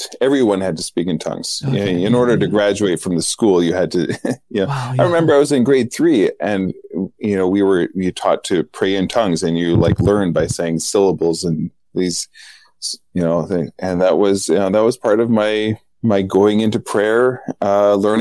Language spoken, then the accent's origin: English; Saskatoon, Saskatchewan, Canada; also born or lived in Northern Canada; I was born on August 15th, the Assumption of the Blessed Virgin Mary at St. Paul's Hospital in Saskatoon